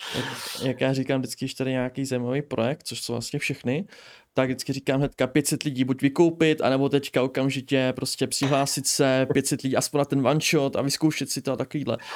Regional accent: near Pardubice, Pardubice Region, Czechia; Já jsem od Pardubic přímo.

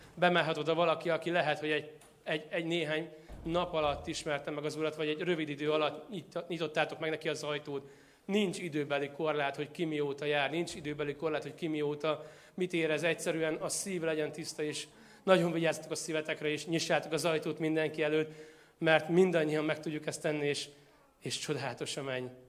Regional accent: Tószeg, Jász-Nagykun-Szolnok, Hungary; moved away; én Tószegről származom Szolnok mellől

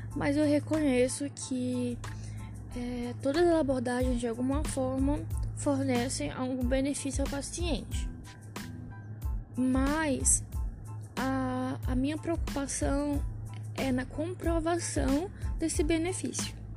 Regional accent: São Luís, Maranhão, Brazil; now in São Paulo, Brazil; moro em São Paulo, mas sou de São Luís

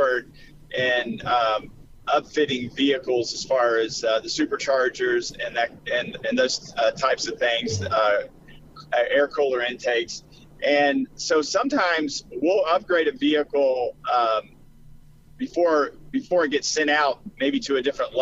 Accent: Kentucky, United States; now in Tennessee, United States; I grew up in Kentucky

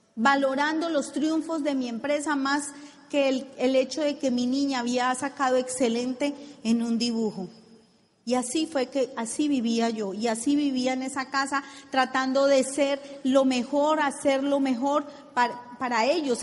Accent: Colombia; decimos en Colombia

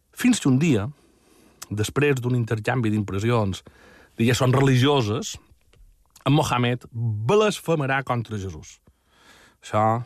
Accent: Majorca, Balearic Islands, Spain

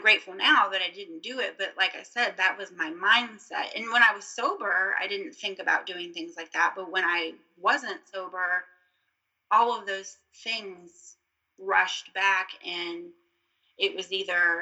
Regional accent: Virginia, United States; also born or lived in Florida; I'm from Florida, and we moved to Virginia when I was almost 9 years old

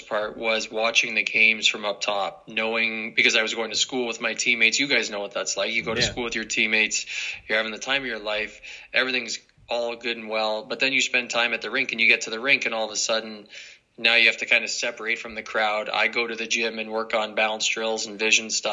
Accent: near Brampton, Ontario, Canada; my hometown wasn't far from Brampton

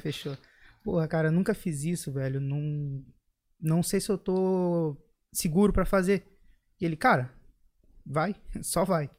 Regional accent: Erechim, Rio Grande do Sul, Brazil; also born or lived in Porto Alegre; Eu sou do interior de Erechim, morei muitos anos, quase treze

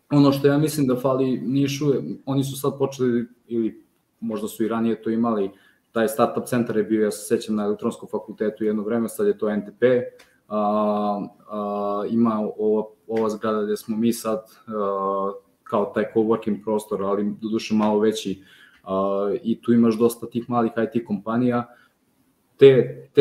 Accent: Šabac, Mačva District, Serbia; moved away as an adult; now in Niš, Serbia; ja sam rodom iz Šapca, znači ja nisam rođen Nišlija, možda se i čuje, Ovaj, mada ja niški akcent više sad upotrebljam

